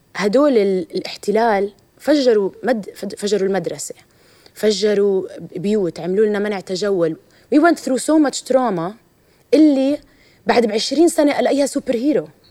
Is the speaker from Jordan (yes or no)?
yes; Jordan; also born or lived in Ramallah, Palestine; كفلسطينيه اردنيه عربيه